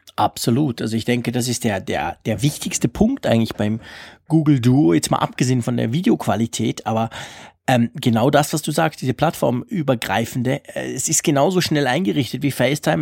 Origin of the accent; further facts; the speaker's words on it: Switzerland; bei uns in der Schweiz